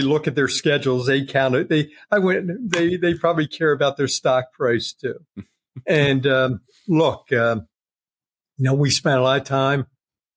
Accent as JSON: {"language": "English", "country": "United States", "said": "Being American for a long time"}